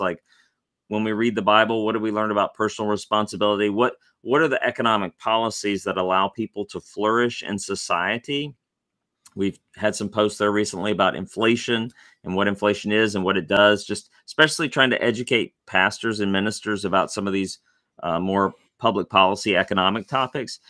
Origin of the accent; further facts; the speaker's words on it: Tennessee, United States; now in Louisville, United States; I grew up in Tennessee